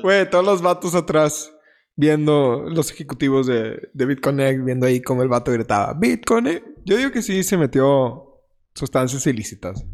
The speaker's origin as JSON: {"language": "Spanish", "country": "Mexico", "said": "aquí somos mexicanos"}